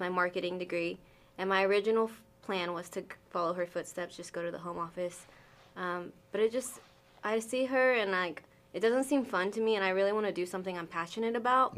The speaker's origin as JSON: {"language": "English", "region": "Arkansas", "country": "United States", "tie": "born or raised there", "also_born_or_lived": "Wyoming", "said": "I grew up here. Uh, I was moved here when I was six months old"}